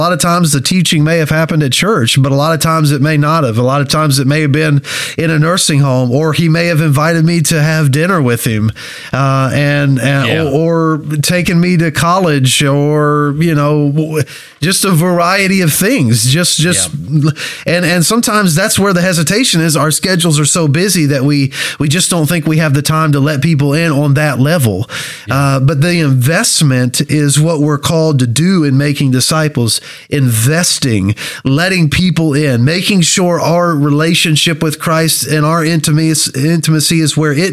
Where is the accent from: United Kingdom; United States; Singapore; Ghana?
United States; Kentucky; moved away as an adult; now in Ohio, United States; I'm from Kentucky